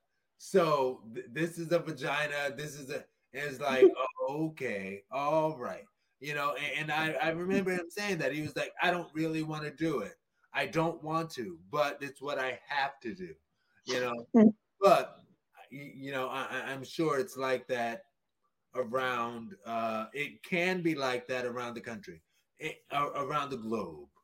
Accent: New Orleans, Louisiana, United States; I went to high school in New Orleans, Louisiana

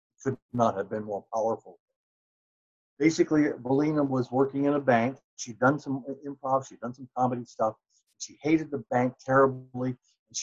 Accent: California, United States; moved away as an adult; now in Atlanta, United States; I'm this guy from California

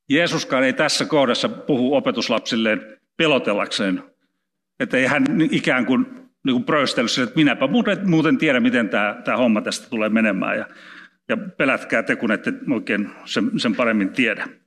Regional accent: Karelia, Finland; en osaa sanoa, kun olen karjalainen, onneksi en puhu vieraita kieliä.

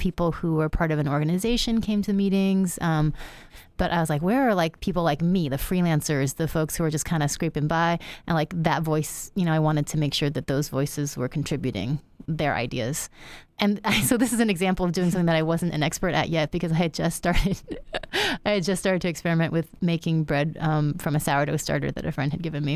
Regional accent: United States; so I'm Chinese American. I was born in the U S. My parents were born in China

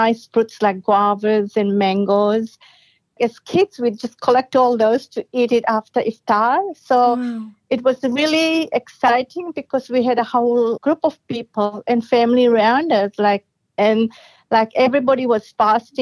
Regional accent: Fiji; moved away; I'm from Fiji, the tropical Fiji.

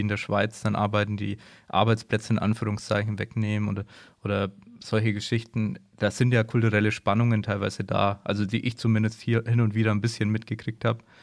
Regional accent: Germany; wir als Deutsche

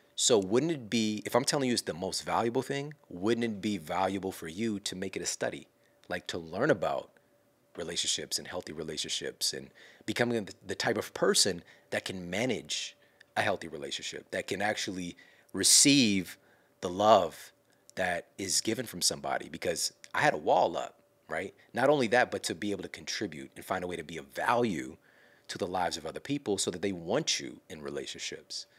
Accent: Ferguson, Missouri, United States; I'm from Ferguson, Missouri. I'm from St. Louis

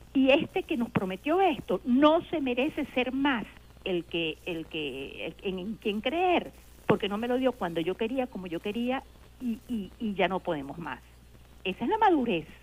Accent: Venezuela; uno quiere su país

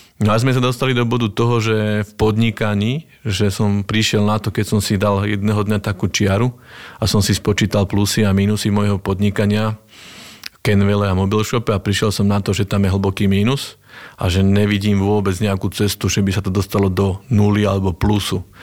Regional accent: Nové Mesto nad Váhom, Trenčín Region, Slovakia; accent: Trnava (harder accent); ja pochádzam z Nového mesta nad Váhom. Ono to bude asi aj počuť trošku na tom našom tvrdšom prízvuku, takom trnavskom sa hovorí

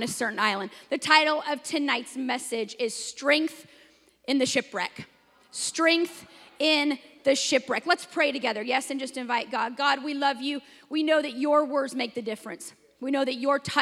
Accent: Washington, United States; now in Texas, United States; I'm from Washington, and in Washington, we have no severe weather

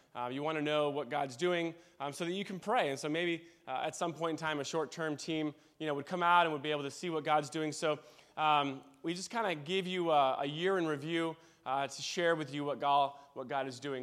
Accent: Wheaton, Illinois, United States; moved away as an adult; also born or lived in Michigan / Pennsylvania / Western Springs, Illinois; now in Africa; I grew up in Wheaton.

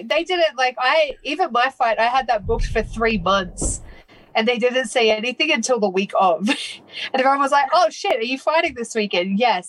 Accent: Australia; moved away as an adult; now in United States

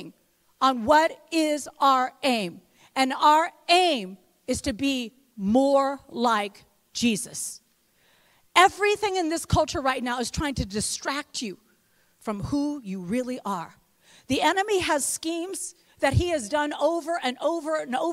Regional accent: West Lafayette, Indiana, United States; I'm from the real Indiana. I'm from West Lafayette, Indiana.

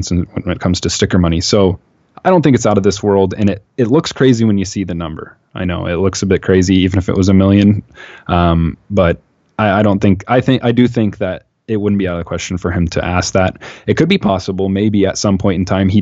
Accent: Seattle, Washington, United States; I'm from Seattle.

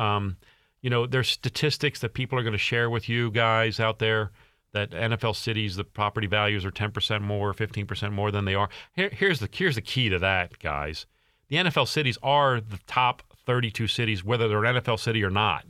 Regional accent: Baltimore, Maryland, United States; moved away; I'm from Baltimore and I'm a Baltimore Ravens fan.

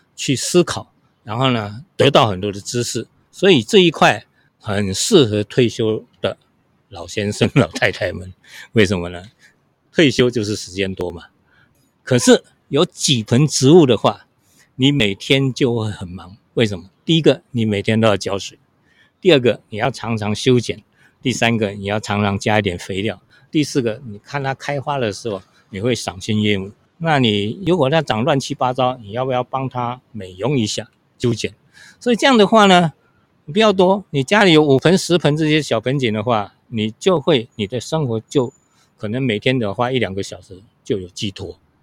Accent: Qionglin, Hsinchu County, Taiwan; moved away as an adult; now in Taipei, Taiwan; 小时候我们都是农村长大的嘛，我今年是七十四岁。那我们一，一家在新竹琼林，那在我们那边有一个很有名的风景区叫做飞凤山，是新竹的八景之一啊。所以我们都在飞凤山的山脚下长大的，所以那边的农村生活是非常淳朴

